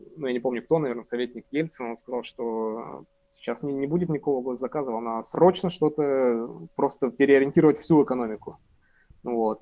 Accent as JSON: {"language": "Russian", "region": "Sverdlovsk Oblast", "country": "Russia", "said": "я из Свердловской области"}